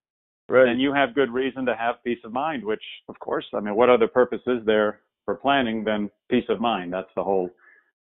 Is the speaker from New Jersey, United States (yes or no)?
yes; New Jersey, United States; moved away as an adult; also born or lived in Durham, North Carolina; now in Atlanta, United States; Born and raised in New Jersey